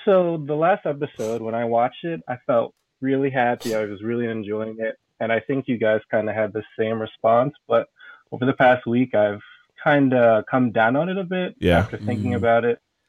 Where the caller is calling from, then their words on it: New York City, New York, United States; I'm calling from New York City.